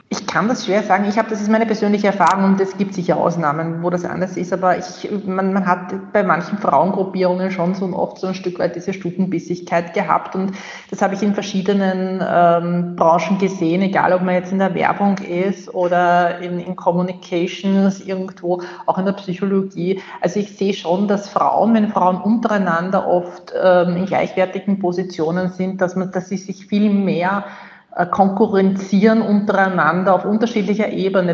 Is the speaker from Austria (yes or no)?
yes; Austria; bei uns in Österreich